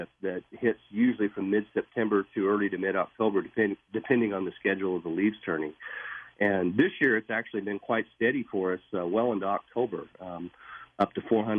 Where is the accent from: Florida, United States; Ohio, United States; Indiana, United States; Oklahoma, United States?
Oklahoma, United States; now in Durango, United States; I was from Oklahoma originally